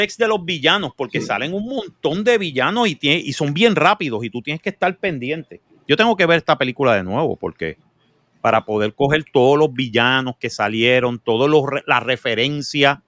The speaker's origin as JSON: {"language": "Spanish", "country": "Puerto Rico"}